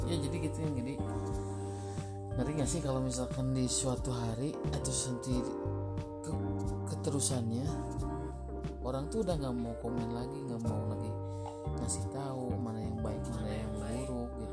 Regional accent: West Java, Indonesia; kenalin aku orang Sunda ya

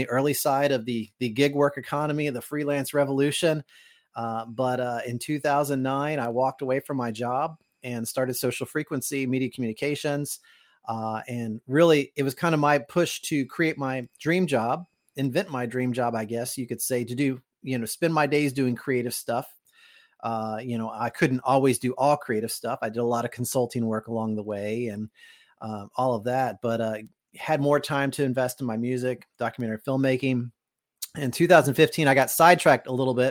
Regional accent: Kentucky, United States; moved away; I'm from Kentucky originally, and mm-hmm. was living in Kentucky

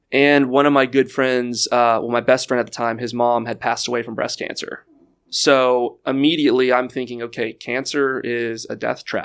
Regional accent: Houston, Texas, United States; growing up in Houston

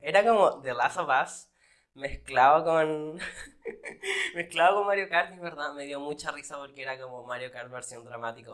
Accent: Valparaíso, Chile; moved away as an adult; now in United States; yo no soy de Los Ángeles, yo soy de Valparaiso City

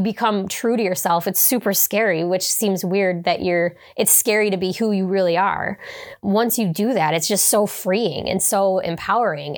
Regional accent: Hamburg, New York, United States; I grew up in Hamburg. I'm from Hamburg.

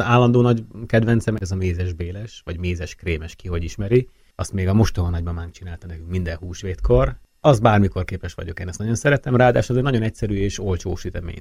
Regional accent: Hungary; also born or lived in France

